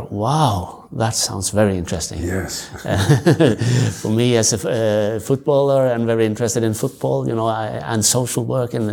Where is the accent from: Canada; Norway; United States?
Norway; also born or lived in other countries; I'm I grew up in the Salvation Army. My parents they were officers in the Salvation Army, so I moved around in Norway and other countries also with them